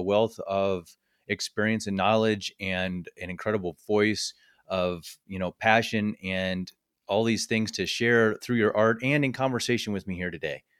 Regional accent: Midwest, United States; now in Colorado, United States; I was born and raised in the Midwest

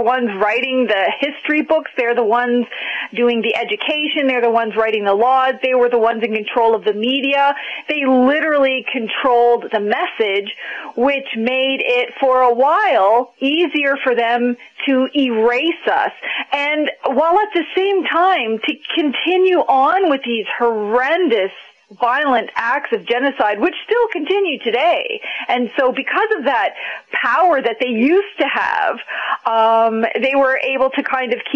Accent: Eel River Bar First Nation, New Brunswick, Canada; I'm from the Sovereign Mi'kmaq Nation, an unceded Mi'kma'ki territory, and I'm a member of Eel River Bar First Nation

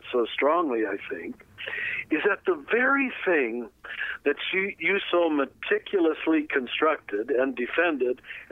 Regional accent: United States; you and I grew up in America, we called ourselves Americans

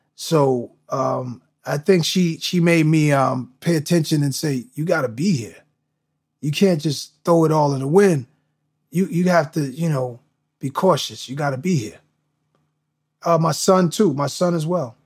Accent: New York, United States; all of these things I'm watching growing up in New York, it gave me a piece of everything

